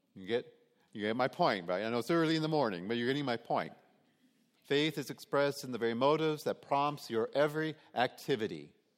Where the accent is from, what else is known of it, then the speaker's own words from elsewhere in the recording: Detroit, Michigan, United States; growing up in Detroit